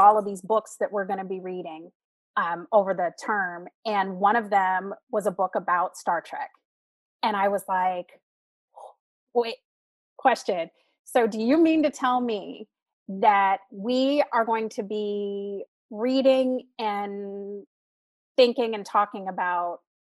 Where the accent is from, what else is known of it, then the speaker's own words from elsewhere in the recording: Sacramento, California, United States; also born or lived in Florida; I came back home to Sacramento